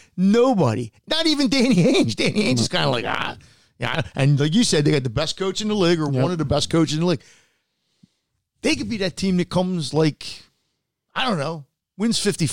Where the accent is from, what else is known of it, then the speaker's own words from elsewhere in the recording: United States; I'm an American.